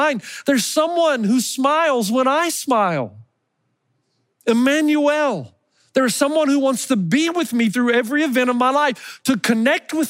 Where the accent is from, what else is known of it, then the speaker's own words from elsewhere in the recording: Elizabethton, Tennessee, United States; that Christmas tree that I grew up with in Elizabeth in Tennessee